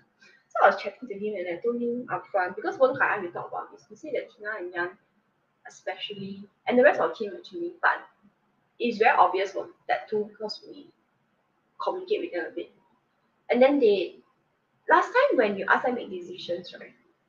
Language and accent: English; Singapore; I'm a Singaporean myself